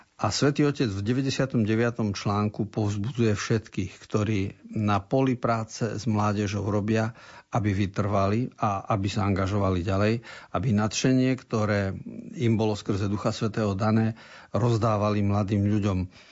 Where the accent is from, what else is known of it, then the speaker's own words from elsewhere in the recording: eastern Slovakia, Slovakia; u nás na východe sa hovorí